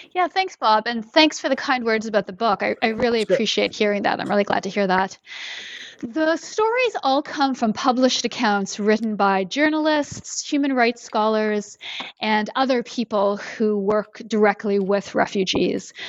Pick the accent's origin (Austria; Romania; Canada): Canada; moved away as an adult; now in United States; I live in the US and I'm originally from Canada